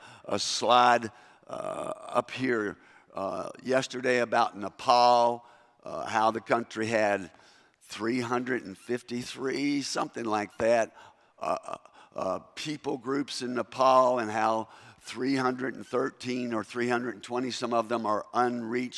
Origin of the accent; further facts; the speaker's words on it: Kentucky, United States; accent: Kentucky English; first language English; moved away as an adult; also born or lived in South Africa; Kentucky English